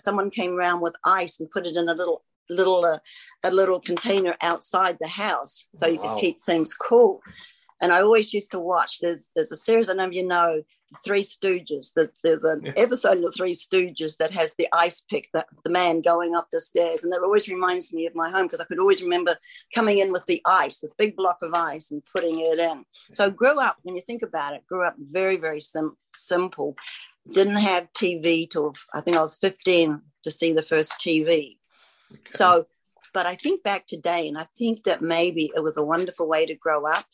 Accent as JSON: {"language": "English", "country": "New Zealand", "tie": "born or raised there", "moved": "yes", "said": "Grew up in New Zealand"}